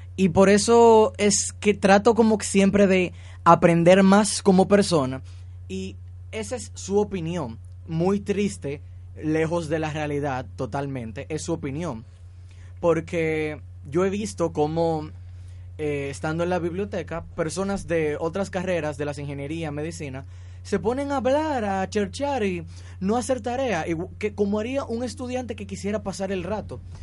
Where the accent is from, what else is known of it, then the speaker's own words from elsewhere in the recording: Dominican Republic; nuestra eh, sociedad como dominicana